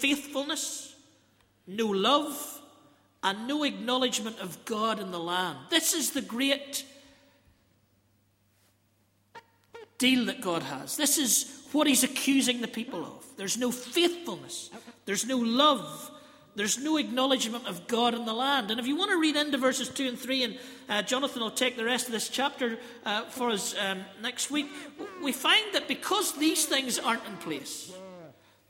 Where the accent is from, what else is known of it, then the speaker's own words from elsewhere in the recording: British and Irish, Northern Ireland, United Kingdom; I'm sort of British here and I'm Irish here, and there's somewhere in the middle that I'm both